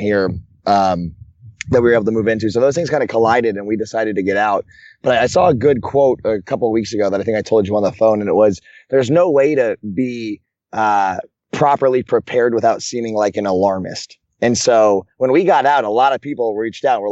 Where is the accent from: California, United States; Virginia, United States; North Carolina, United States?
Virginia, United States; moved away as an adult; now in New York City, United States; I'm in my home state of Virginia, where I grew up through high school and beyond.